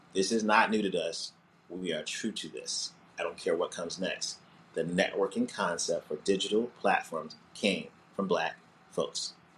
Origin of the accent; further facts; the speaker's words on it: New Jersey, United States; also born or lived in Montclair, New Jersey / Orange, New Jersey / East Orange, New Jersey / Newark, New Jersey; I grew up in Jersey. I uh, was born in uh, Montclair, uh, New Jersey, and then uh, we lived in Orange and East Orange and then um, I went to high school in Newark